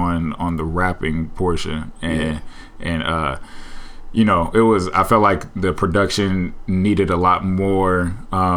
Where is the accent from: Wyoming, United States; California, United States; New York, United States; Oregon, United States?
Oregon, United States; Portland; Born and raised in Portland, Oregon.